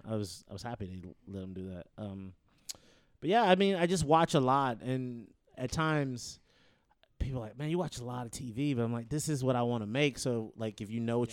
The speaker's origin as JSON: {"language": "English", "town": "Detroit", "region": "Michigan", "country": "United States", "tie": "born or raised there", "also_born_or_lived": "Tallahassee, Florida", "moved": "as an adult", "lives_now": "Los Angeles, United States", "said": "I'm born and raised in Detroit, Michigan"}